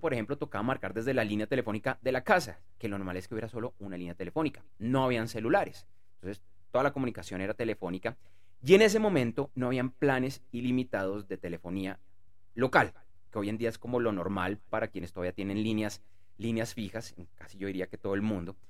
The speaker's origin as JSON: {"language": "Spanish", "region": "Bogotá", "country": "Colombia", "said": "yo soy de Bogotá, Colombia"}